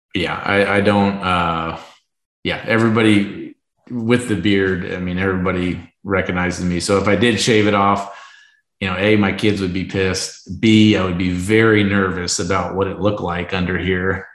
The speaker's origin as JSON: {"language": "English", "region": "Arizona", "country": "United States", "tie": "born or raised there", "said": "my hometown team"}